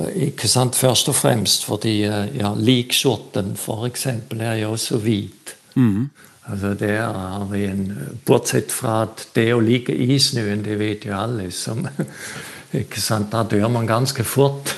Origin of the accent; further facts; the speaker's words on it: Switzerland; now in Bø, Norway; jeg er fra Sveits.